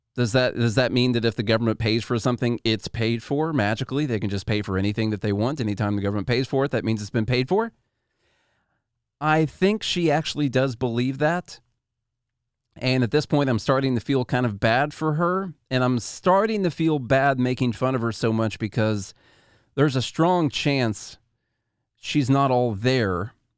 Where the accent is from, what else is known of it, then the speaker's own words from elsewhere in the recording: Illinois, United States; I'm from Illinois